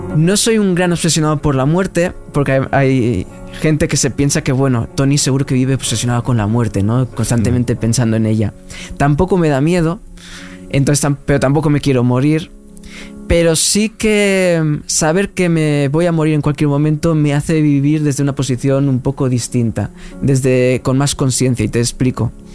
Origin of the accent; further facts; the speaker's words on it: Tarragona, Catalonia, Spain; moved away as an adult; also born or lived in Alicante / Cuba; now in Madrid, Spain; yo soy de Tarragona, después viví en Alicante, he vivido en Cuba